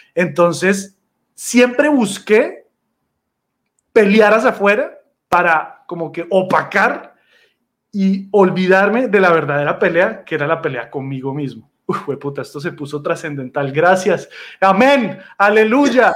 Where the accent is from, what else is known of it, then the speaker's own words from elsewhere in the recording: Colombia; usted es colombiano. Y yo sí